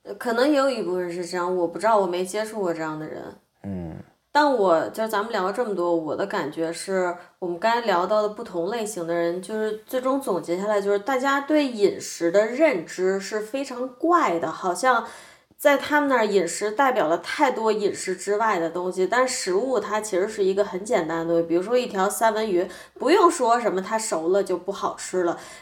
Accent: Beijing, China; moved away; 我从北京出来的孩子

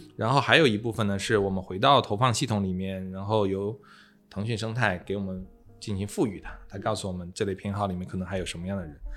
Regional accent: China; 我们中国人

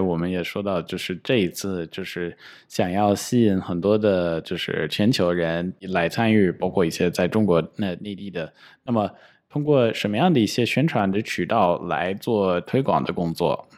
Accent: United States; now in China; 我老家在美国

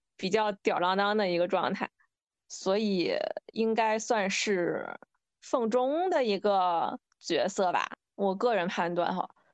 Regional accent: northern China, China; moved away as an adult; also born or lived in Guangzhou; 我本科是在广州嘛，我是一个北方人

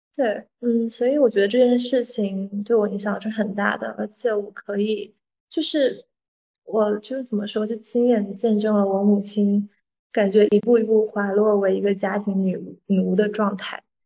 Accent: Fujian, China; 我是闽南人

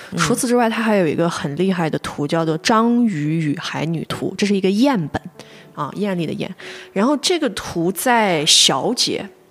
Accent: China; 对于我们中国人而言，或者是东亚人而言吧

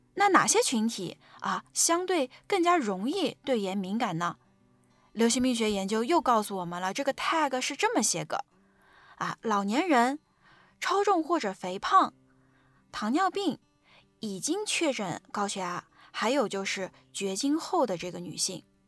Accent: China; 我们中国人

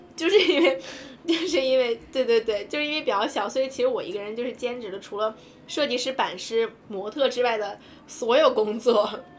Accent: China; moved away as an adult; also born or lived in Japan; 我们中国人

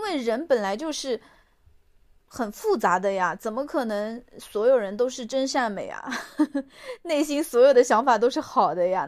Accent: Suzhou, Jiangsu, China; moved away as an adult; now in Chengdu, China; 我是苏州人，我在成都工作

